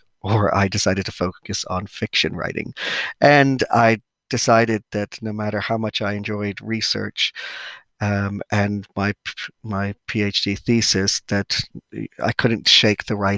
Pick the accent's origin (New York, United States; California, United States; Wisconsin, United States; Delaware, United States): New York, United States; moved away as an adult; now in Cornwall, United Kingdom; I am originally from New York